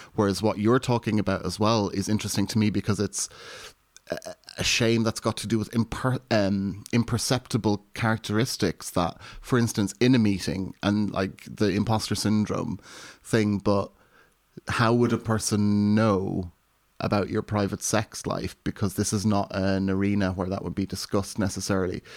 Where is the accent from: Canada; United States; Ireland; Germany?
Ireland; now in United Kingdom; being raised Irish Catholic in rural Ireland and then coming to the U K